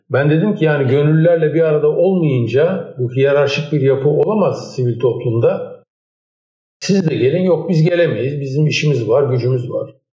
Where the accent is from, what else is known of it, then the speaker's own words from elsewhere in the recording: Istanbul, Turkey; Benim çocukluğum e, Erenköy'de bir ilkokulda hmm. geçti.